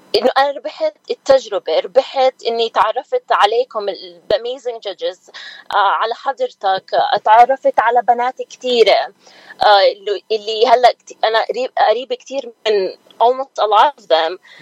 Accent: Nablus, West Bank, Palestine; moved away as an adult; now in Philadelphia, United States; أنا كنت مولودة بفلسطين وكنت آه، أجي وأروح بين بنسلفانيا وفلسطين لأنه كان بابا عايش هون وماما كانت هناك فتربيت بين بيي وأمي

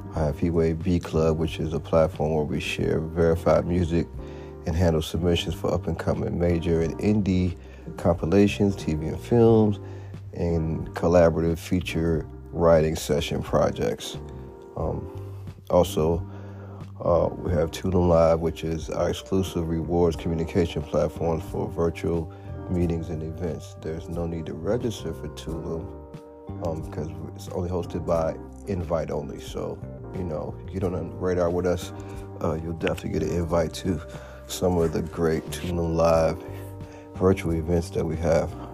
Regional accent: Washington, District of Columbia, United States; born and raised in Washington, D.C., metropolitan area

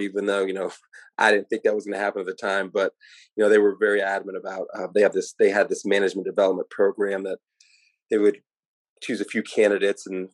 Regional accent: Irving, Texas, United States; I grew up in Dallas, Texas, specifically Irving, Texas, went to Irving MacArthur

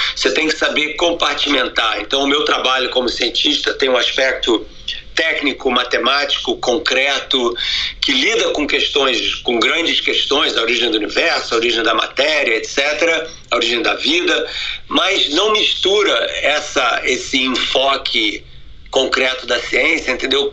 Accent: Rio de Janeiro, Brazil; now in United States; eu nasci no Rio de Janeiro, né, numa família judia

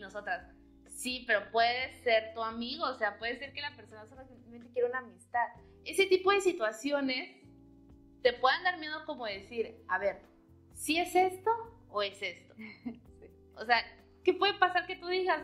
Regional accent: Chiapas, Mexico; now in Matamoros, Mexico; yo soy de Chiapas, entonces es como que atravesé todo el país para venirme a Matamoros

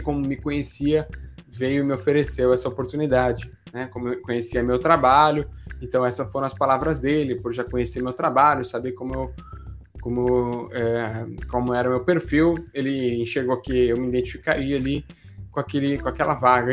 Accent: Santos, São Paulo, Brazil; moved away as an adult; Eu sou de Santos aqui e para mim era muito novidade morar em São Paulo

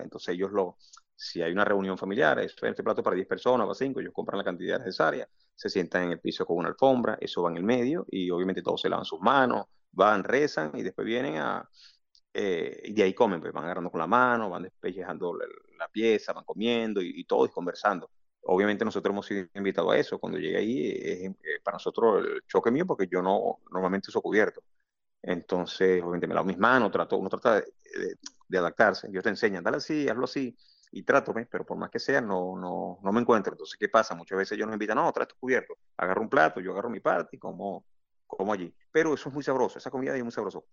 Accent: Valencia, Carabobo, Venezuela; moved away as an adult; now in Kuwait; las cosas que nosotros como venezolanos, cuando llegamos allá

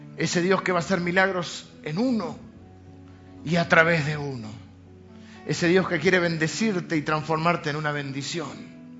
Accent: Argentina; Nacimos en Argentina

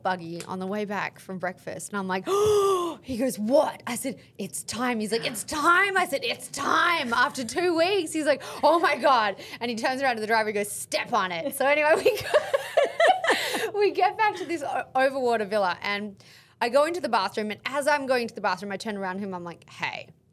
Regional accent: Australia; I'm Australian

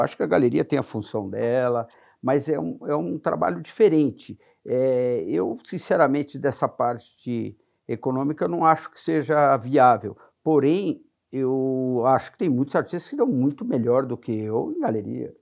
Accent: São Paulo, Brazil; also born or lived in Santana de Parnaíba; Sou natural de São Paulo

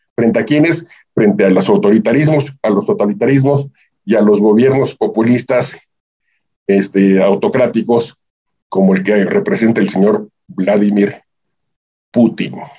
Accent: Mexico

